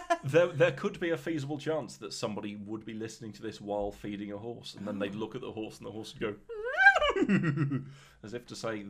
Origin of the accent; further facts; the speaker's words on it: Midlands, United Kingdom; I'm from the Midlands.